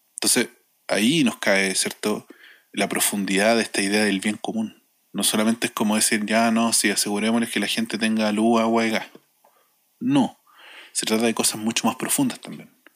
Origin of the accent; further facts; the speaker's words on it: Chile; como chilenos y chileno